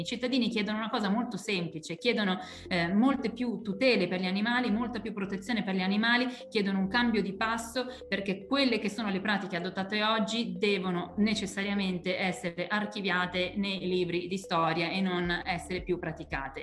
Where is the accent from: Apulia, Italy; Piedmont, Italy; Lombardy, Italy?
Lombardy, Italy; Io tra l'altro sono lombarda, vengo dalla Lombardia